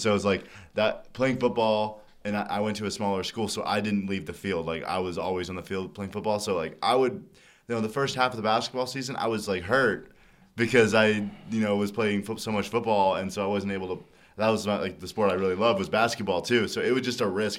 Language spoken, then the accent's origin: English; Dallas, Texas, United States; moved away as an adult; now in Lincoln, United States; I'm from Dallas